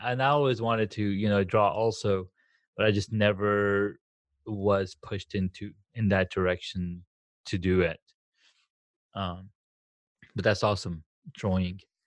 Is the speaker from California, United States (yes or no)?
yes; Southern California, United States; I grew up in Southern California